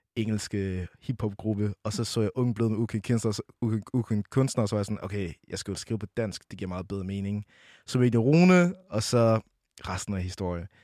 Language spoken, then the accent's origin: Danish; Brønderslev, North Denmark Region, Denmark; Jeg kommer oprindeligt fra Brønderslev, 2700